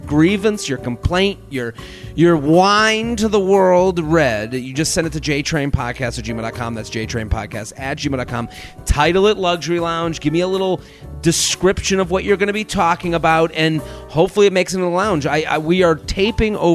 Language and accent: English; Boston, Massachusetts, United States; I'm from Boston.